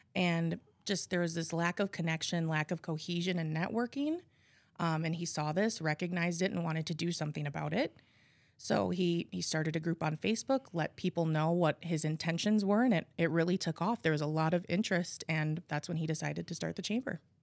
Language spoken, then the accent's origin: English; Appleton, Wisconsin, United States; I was born and raised in Appleton. Um, I have lived here my whole life